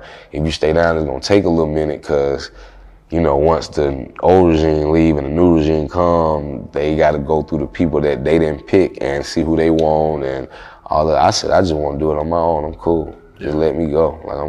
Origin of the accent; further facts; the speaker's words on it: the South, United States; I thought I was supposed to keep it neutral because I'm from the South, you know what I'm saying?